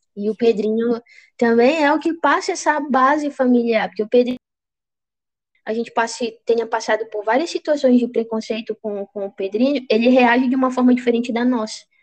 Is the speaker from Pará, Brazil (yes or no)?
yes; Juruti, Pará, Brazil; Sou de Juruti cidade